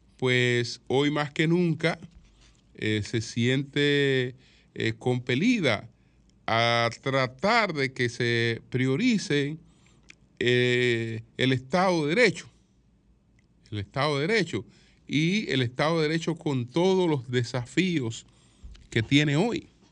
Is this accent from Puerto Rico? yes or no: no; Dominican Republic